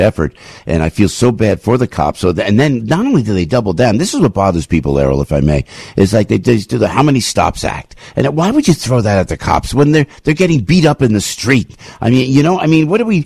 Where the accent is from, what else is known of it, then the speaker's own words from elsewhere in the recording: Newark, New Jersey, United States; I come from Newark, New Jersey